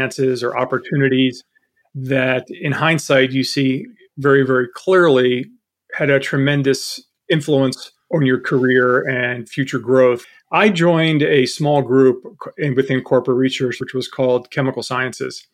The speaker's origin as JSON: {"language": "English", "town": "Baltimore", "region": "Maryland", "country": "United States", "tie": "born or raised there", "moved": "yes", "said": "I grew up in Baltimore, so I had a chance to volunteer at Johns Hopkins University working in a lab"}